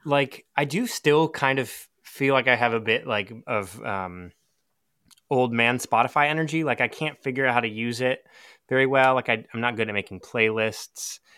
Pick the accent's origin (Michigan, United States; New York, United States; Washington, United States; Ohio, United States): Washington, United States; Seattle; also born or lived in Portland, Oregon; now in Durham, United States; I grew up in Seattle, so on the opposite coast